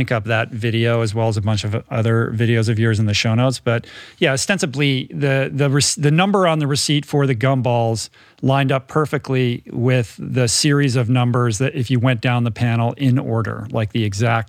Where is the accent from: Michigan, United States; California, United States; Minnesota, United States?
Michigan, United States; Grosse Pointe; born there; I was born in Grosse Pointe.